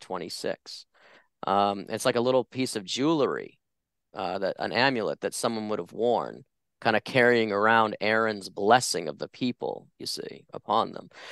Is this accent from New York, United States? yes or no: no; just outside of Boston, Massachusetts, United States; moved away as an adult; now in Phoenix, United States; I grew up just outside of Boston, Massachusetts.